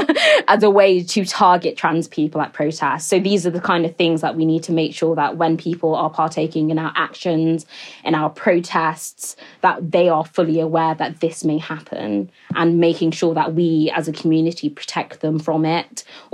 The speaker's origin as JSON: {"language": "English", "region": "Niger Delta", "country": "Nigeria", "said": "You know, I come from the Niger Delta region in Nigeria"}